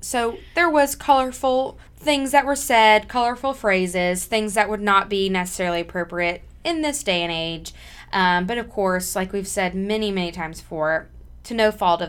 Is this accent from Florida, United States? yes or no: yes; Florida, United States; now in Memphis, United States; You know, I'm from Florida, but I'm a Memphian now.